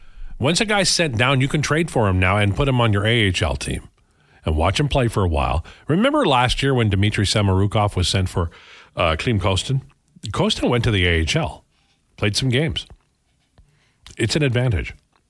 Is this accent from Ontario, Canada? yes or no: no; Edmonton, Alberta, Canada; He goes, "Okay, where are you from?" And I said, "Edmonton."